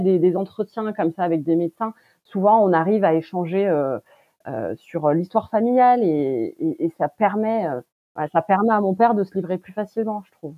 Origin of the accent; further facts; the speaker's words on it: France; Je suis née en France de parents d'origine turque